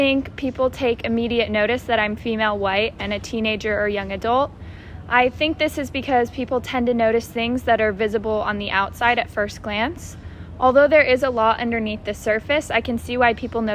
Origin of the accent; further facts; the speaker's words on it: Phoenix, Arizona, United States; moved away as an adult; now in San Diego, United States; I am from Phoenix, Arizona, but living on campus here at USD